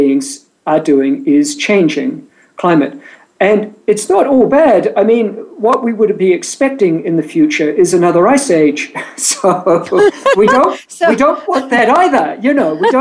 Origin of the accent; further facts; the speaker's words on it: New Zealand; moved away as an adult; also born or lived in England; now in San Diego, United States; I was born and raised in New Zealand